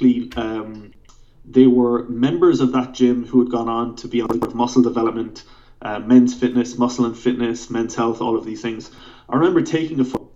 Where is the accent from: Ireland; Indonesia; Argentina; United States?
Ireland; Clonakilty, Munster; moved away as an adult; also born or lived in Cork; now in London, United Kingdom; I grew up in Clonakilty in West Cork